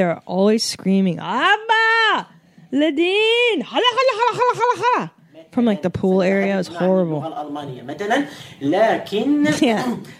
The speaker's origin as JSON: {"language": "English", "area": "San Fernando Valley", "region": "California", "country": "United States", "tie": "born or raised there", "said": "I grew up in the San Fernando Valley."}